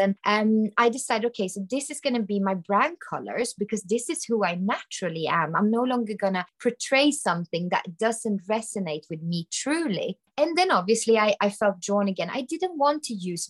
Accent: Sweden; I am from Sweden.

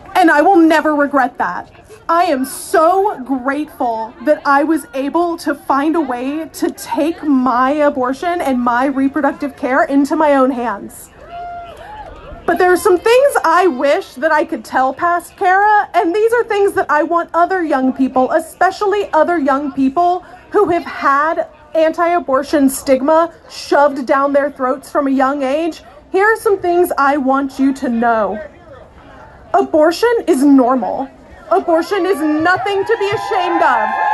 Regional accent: Georgia, United States; I am yet another Southerner. I grew up in Georgia

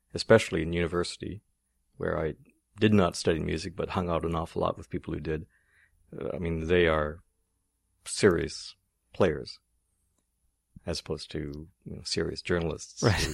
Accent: Ottawa, Ontario, Canada; I grew up here in Ottawa

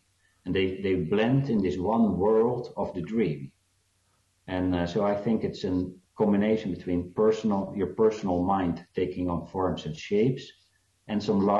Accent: South Africa; born there; Yeah, because I was born in South Africa

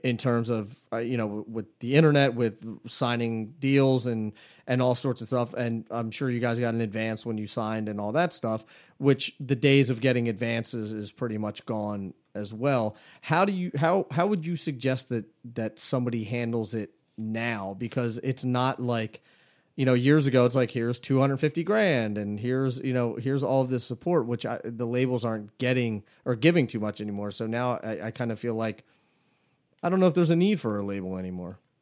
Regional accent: Philadelphia, Pennsylvania, United States; growing up in Philly

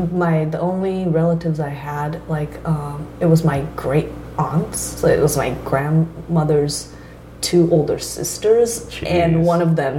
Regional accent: San Francisco Bay Area, California, United States; also born or lived in Toyota, Japan / Toyama, Japan; I was 7 when my family moved to the Bay Area.

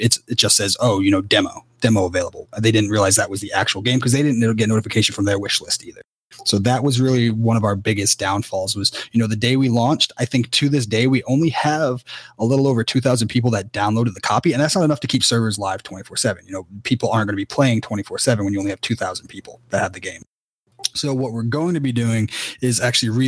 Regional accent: Cary, North Carolina, United States; moved away; I'm from Cary initially

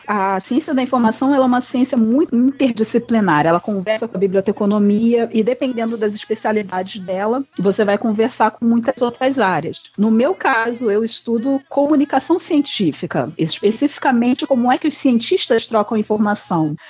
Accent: Rio de Janeiro, Brazil; eu sou aqui do Rio de Janeiro

